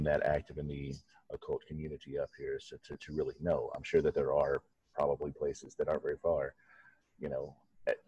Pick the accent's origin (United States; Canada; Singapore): United States; Kentucky; now in Wisconsin, United States; I grew up in Kentucky